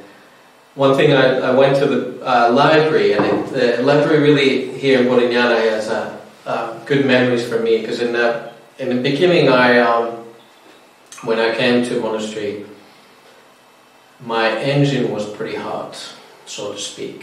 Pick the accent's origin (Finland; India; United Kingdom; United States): Finland; moved away as an adult; now in Australia; I'm from Finland originally. I've been in Australia now since 2010.